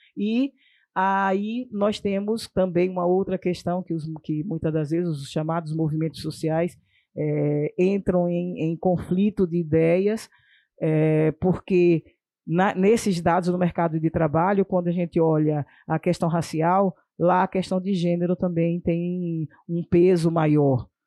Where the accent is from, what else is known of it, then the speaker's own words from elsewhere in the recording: Sergipe, Brazil; na minha terra, lá em Sergipe